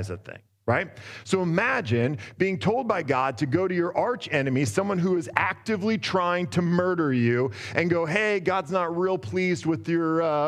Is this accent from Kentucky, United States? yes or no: no; Boring, Oregon, United States; moved away as an adult; also born or lived in Portland, Oregon; now in Los Angeles, United States; I grew up in Boring, and I was born in Southeast Portland.